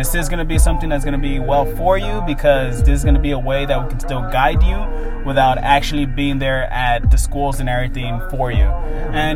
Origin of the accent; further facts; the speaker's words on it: Oakland, California, United States; I was born and raised in Oakland